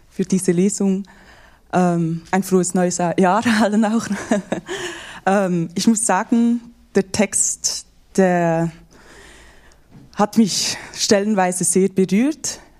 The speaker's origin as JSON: {"language": "German", "country": "Iran", "said": "diesen Widerspruch, den sieht man und hört man und als Iranerin noch mehr."}